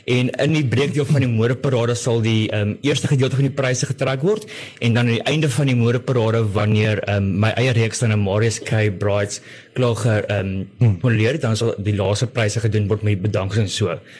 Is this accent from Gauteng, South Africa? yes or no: yes; Pretoria, Gauteng, South Africa; moved away; ek het in Pretoria groot geword